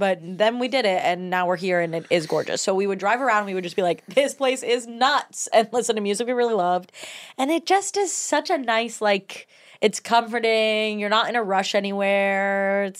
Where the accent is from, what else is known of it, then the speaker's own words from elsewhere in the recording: Cleveland, Ohio, United States; I'm from Cleveland.